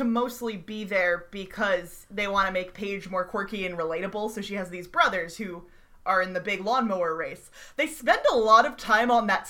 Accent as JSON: {"language": "English", "region": "the South", "country": "United States", "said": "Sarah and I are speaking as Southerners who are bad at being cold."}